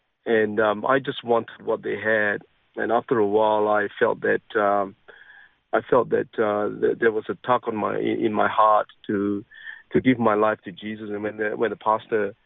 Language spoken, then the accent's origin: English; Penang, Malaysia; now in Australia; I was born in an island called Penang, and that's where I grew up